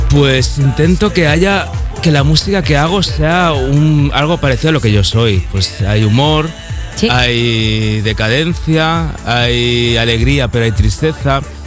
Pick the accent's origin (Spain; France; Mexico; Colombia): Spain; Barcelona, Catalonia; moved away as an adult; also born or lived in Mallorca; yo soy de Barcelona y me estaba pues mudando de Barcelona a Mallorca.